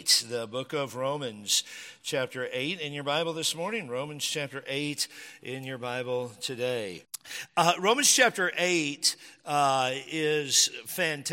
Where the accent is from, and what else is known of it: Washington, United States; born or raised there